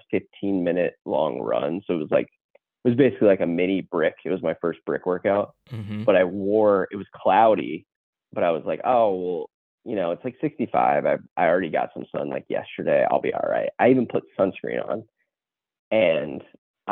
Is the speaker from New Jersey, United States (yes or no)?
no; Hamilton, Ohio, United States; I'm from like the Hamilton, Ohio area